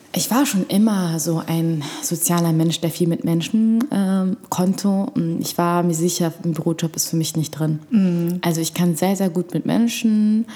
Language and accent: German; Berlin, Germany; also born or lived in Egypt; Erstmal in Moabit mhm. und dann ähm, während der sechsten Klasse gab es einen, einen, einen Umzug sozusagen und dann äh, war es dann seit der sechsten Klasse in Schöneberg